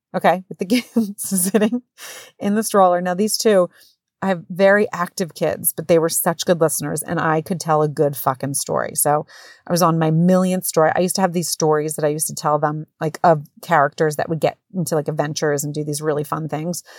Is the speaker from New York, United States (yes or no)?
no; New Jersey, United States; moved away as an adult; now in Connecticut, United States; I am from Jersey